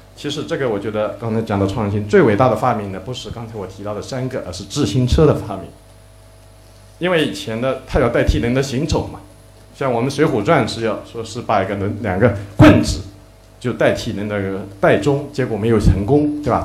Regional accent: Zhejiang, China; 我们浙江这边

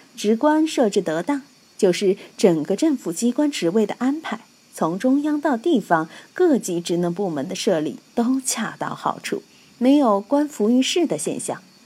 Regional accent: Sichuan, China; 我们四川人都是纵目之谜

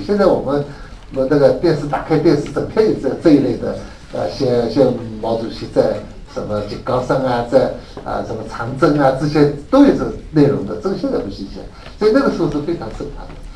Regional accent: Shanghai, China; 我是上海人

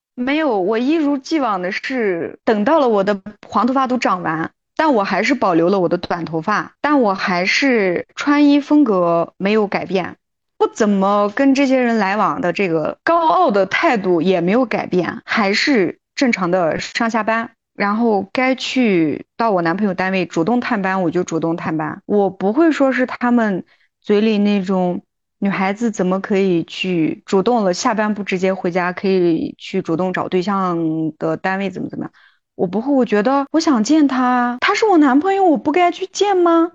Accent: a very small county in southern Xinjiang, China; 我是一名来自兵团南疆一个很小很小的小县城的一名基层女性

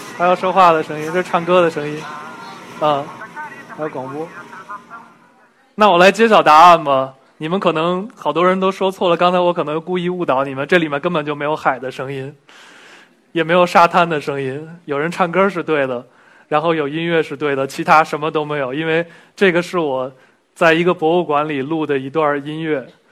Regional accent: Beijing, China; 我小时候就混在这一片儿了。 我是幺零幺上学的，上了六年学的中学。 然后从小就在这一片混迹，今天回到这边还挺开心的

